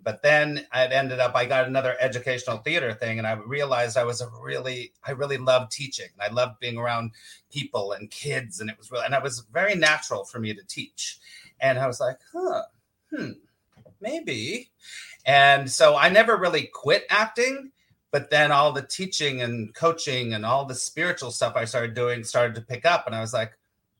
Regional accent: Los Angeles, California, United States; California, Los Angeles.

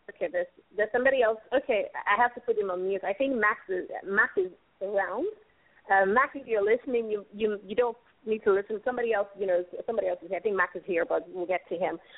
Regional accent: Nigeria; also born or lived in Lagos, Nigeria

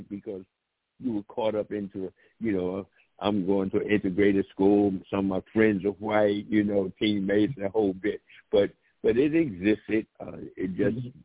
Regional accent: East Orange, New Jersey, United States; also born or lived in West Virginia; growing up in East Orange, I was sort of blind to things that was taking place

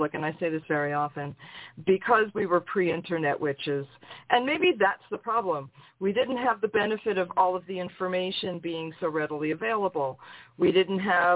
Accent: New York, United States; I'm from New York

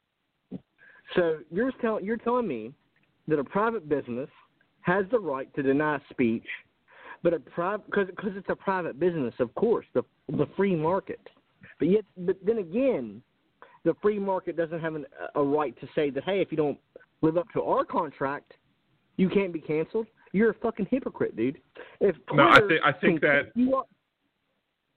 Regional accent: South Carolina, United States; I'm from South Carolina

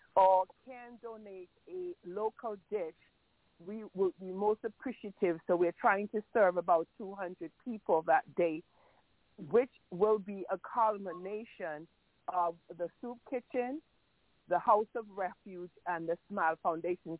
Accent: Antigua & Barbuda; now in New York, United States; I am from Antigua. I live in the United States of America

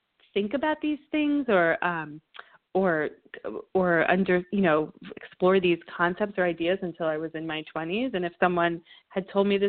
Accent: New Jersey, United States; now in Southern California, United States; I'm from New Jersey

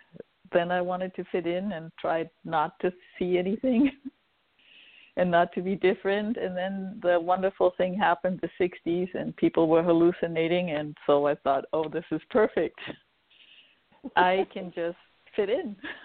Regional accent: Hamburg, Germany; moved away as an adult; also born or lived in Maine / Los Angeles area; now in Los Angeles, United States; I was born in Hamburg, Germany, and I grew up in a, well, fairly metaphysical family.

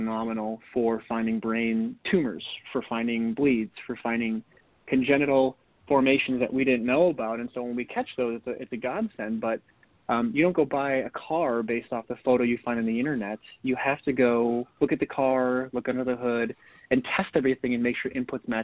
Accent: North Dakota, United States; Growing up in North Dakota in the winter, there's not much to do when it's freezing cold besides get your skates on and go play hockey

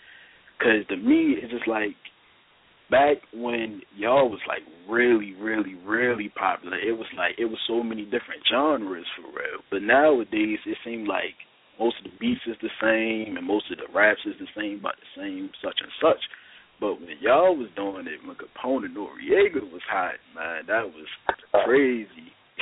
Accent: Baltimore, Maryland, United States; I'm from Baltimore.

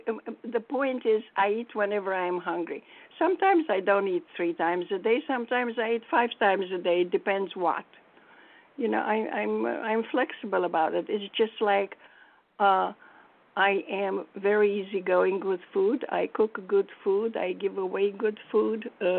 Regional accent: Manhattan, New York, United States; And I come from Manhattan where you can pay very little for a good rice and beans thing and even a sashimi.

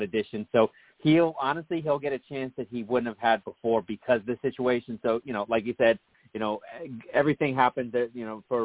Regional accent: Bethesda, Maryland, United States; when I grew up in Bethesda, Maryland, we actually – my high school was horrible with football.

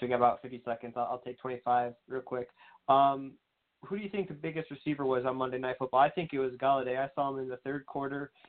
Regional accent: Michigan, United States; I'm from Michigan

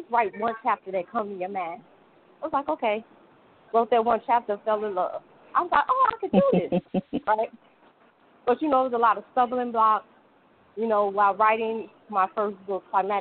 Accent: Chicago, Illinois, United States; I'm from Chicago

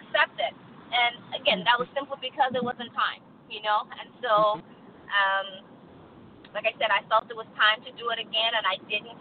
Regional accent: Texas, United States; moved away as an adult; also born or lived in Colorado; now in Albany, United States; I was born, raised in Texas, moved out of my mother's home when I was 19, 20 years old.

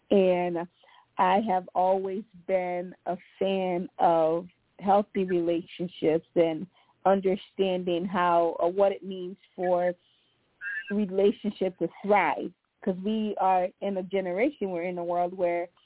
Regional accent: Monrovia, Montserrado, Liberia; Once again … I am originally from Liberia

